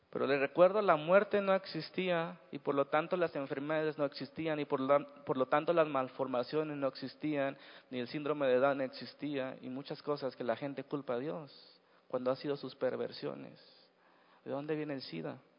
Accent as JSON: {"language": "Spanish", "country": "Mexico", "said": "Así somos los mexicanos"}